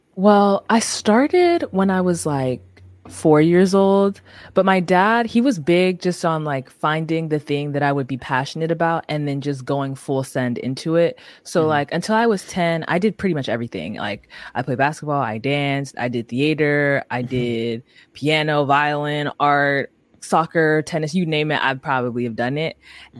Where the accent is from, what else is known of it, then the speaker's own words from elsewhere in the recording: San Francisco, California, United States; also born or lived in Atlanta, Georgia; we moved to San Francisco when I was like three ish